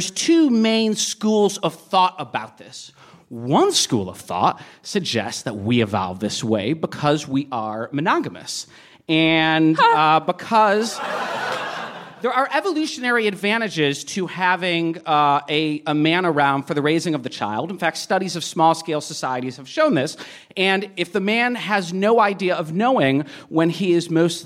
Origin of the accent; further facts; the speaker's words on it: Boston, Massachusetts, United States; moved away; I'm from Boston originally